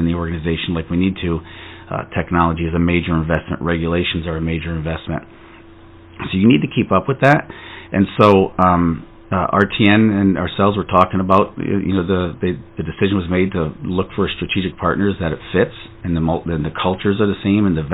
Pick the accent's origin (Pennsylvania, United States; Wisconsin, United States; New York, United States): New York, United States; between Albany and Utica, upstate; moved away as an adult; also born or lived in New Jersey; I grew up in a very rural area, farmland of upstate New York in between Albany and Utica